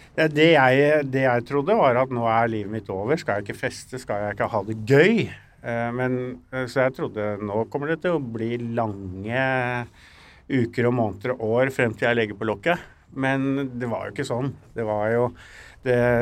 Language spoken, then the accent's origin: Norwegian; Norway; Vi er jo nordmenn